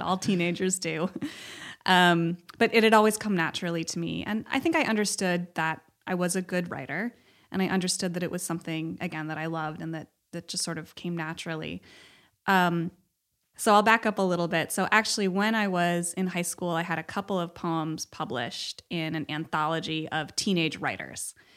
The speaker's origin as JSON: {"language": "English", "town": "Cleveland", "region": "Ohio", "country": "United States", "also_born_or_lived": "Los Angeles, California", "moved": "yes", "lives_now": "Bay Area, United States", "said": "I'm from Cleveland, but I have a lot of family"}